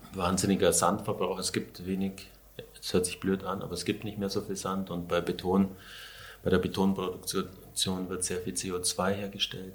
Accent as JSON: {"language": "German", "area": "Allgäu", "region": "Bavaria", "country": "Germany", "tie": "born or raised there", "moved": "yes", "said": "da Richtung Allgäu, wo ich herkomme, in Grumbach und da war, war ich an dem Fluss, wo wir immer gefischt haben als Kinder oder Jugendliche"}